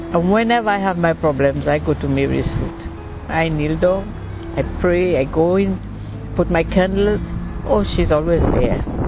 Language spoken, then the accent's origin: English; Dominica; I am from the Caribbean, Dominica.